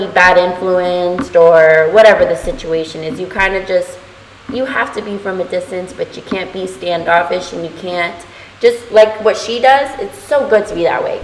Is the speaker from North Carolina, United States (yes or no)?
no; Texas, United States; now in Florida, United States; I'm from Texas